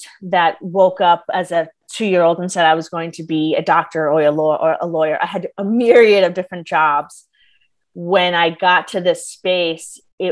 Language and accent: English; New York, United States; I'm originally from New York